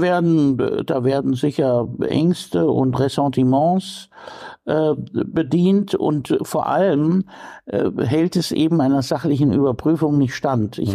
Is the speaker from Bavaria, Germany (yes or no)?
yes; Coburg, Bavaria, Germany; moved away as an adult; also born or lived in Munich; now in Bremen, Germany; Coburg ist ja äh, nur ein ganz kleiner Teil Bayerns, meine Heimatstadt, in der ich aufgewachsen bin